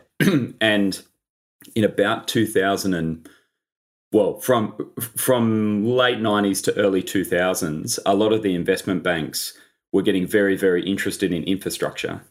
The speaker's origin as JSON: {"language": "English", "town": "Sydney", "region": "New South Wales", "country": "Australia", "tie": "born or raised there", "also_born_or_lived": "London", "said": "I grew up in Sydney, um, on the beaches"}